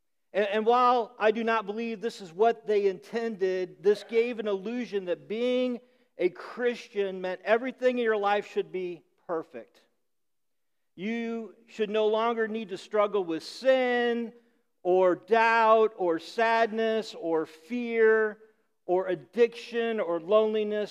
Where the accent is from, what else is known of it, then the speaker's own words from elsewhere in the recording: Midwest, United States; now in Rhode Island, United States; I grew up in the Midwest